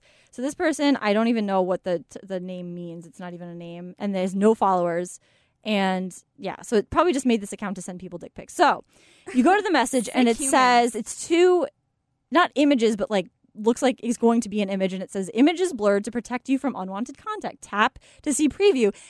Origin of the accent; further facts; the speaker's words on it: Killingworth, Connecticut, United States; my hometown, Killingworth, Connecticut